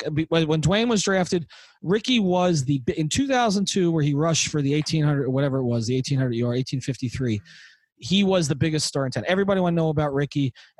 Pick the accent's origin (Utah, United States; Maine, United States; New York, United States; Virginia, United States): New York, United States; I was growing up in New York when Doc Gooden came up.